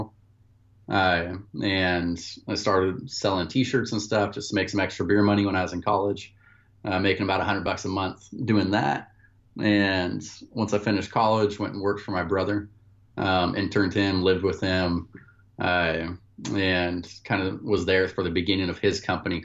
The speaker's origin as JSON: {"language": "English", "town": "Klamath Falls", "region": "Oregon", "country": "United States", "tie": "born or raised there", "also_born_or_lived": "Louisiana", "moved": "as an adult", "said": "I grew up in Klamath Falls, Oregon. It's a small town in southern Oregon"}